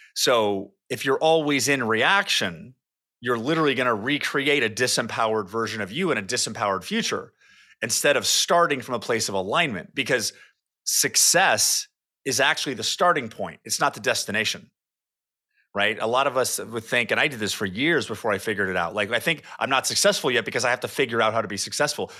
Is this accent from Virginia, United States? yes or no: no; California, United States; moved away as an adult; also born or lived in Rocklin, California; now in Austin, United States; lived in California my entire life